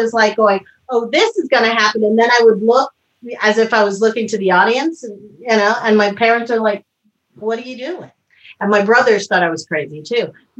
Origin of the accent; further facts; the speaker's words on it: New York City, New York, United States; I'm a New Yorker. I was born and raised in New York City in Manhattan. And, I'm Cuban background. And then before that, Italian.